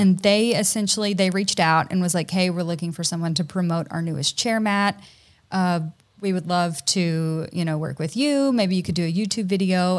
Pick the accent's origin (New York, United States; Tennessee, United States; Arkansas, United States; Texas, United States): Tennessee, United States; also born or lived in Hawaii; now in Georgia, United States; my husband and I are both from Tennessee originally